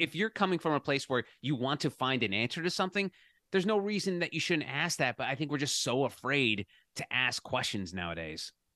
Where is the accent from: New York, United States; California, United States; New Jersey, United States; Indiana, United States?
New Jersey, United States; growing up in New Jersey